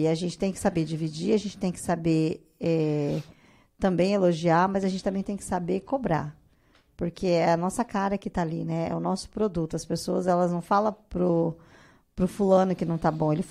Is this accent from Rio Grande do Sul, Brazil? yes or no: no; Cuiabá, Mato Grosso, Brazil; now in Rondonópolis, Brazil; Eu sou cuiabana.